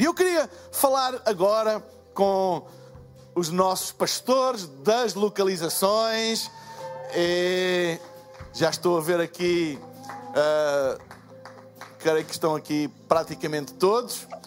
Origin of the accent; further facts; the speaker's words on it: Portugal; eu sou de Portugal